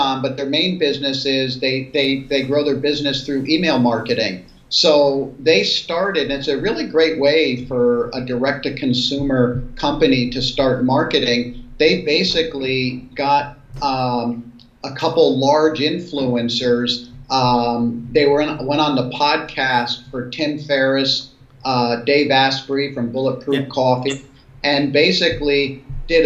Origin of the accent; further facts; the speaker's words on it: the New York area, United States; now in Seattle, United States; I grew up in the New York area